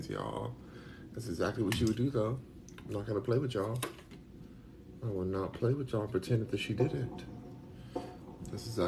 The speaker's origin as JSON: {"language": "English", "country": "United States", "said": "I'm American"}